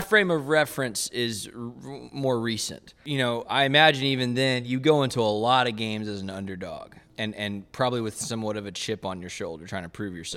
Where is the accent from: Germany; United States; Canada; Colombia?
United States; Waco, Texas; growing up in Waco and then, and then going to Baylor